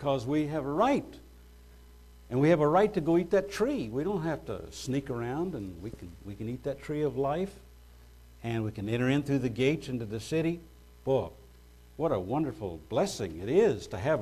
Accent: United States; as an American, we have citizenship rights

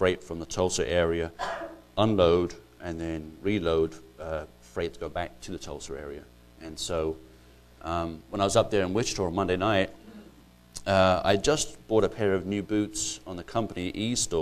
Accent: Ireland; moved away as an adult; now in United States; I'm not actually English, I'm actually Irish

